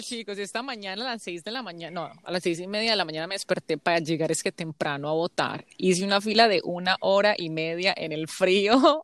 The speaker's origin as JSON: {"language": "Spanish", "country": "Colombia", "moved": "yes", "lives_now": "United States", "said": "tengo doble ciudadanía colombiana y americana"}